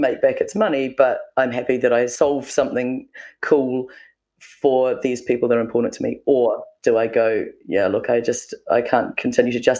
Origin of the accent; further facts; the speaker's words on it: New Zealand; being a Kiwi and we're kind of pretty self-deprecating